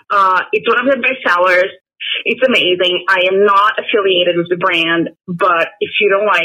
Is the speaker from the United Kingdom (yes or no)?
no; Brazil; English is a second language; now in Raleigh, United States